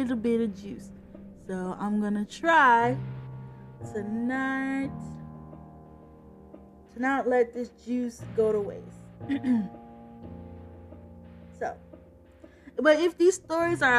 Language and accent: English; Chicago, Illinois, United States; I'm from Chicago